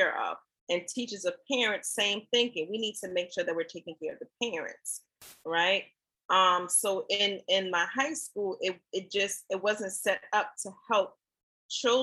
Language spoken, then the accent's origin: English; New York City, New York, United States; also born or lived in Allendale, South Carolina; I grew up in Brooklyn, right? And I am from Brooklyn, but I hail from Allendale, South Carolina, small town.